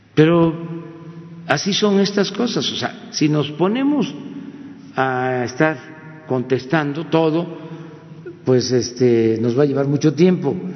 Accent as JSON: {"language": "Spanish", "town": "Tepetitán", "region": "Tabasco", "country": "Mexico", "tie": "born or raised there", "said": "Nosotros éramos niños en aquel entonces, mi pueblo, en Tepetitán"}